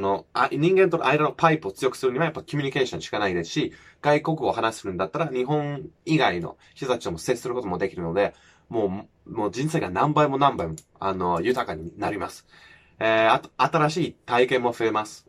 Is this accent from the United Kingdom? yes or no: yes; United Kingdom; first language English; Japanese is a second language; moved away as an adult; now in Japan; 僕はもう日本に来る前はもう全然もう田舎生まれ育ちのマックスだったし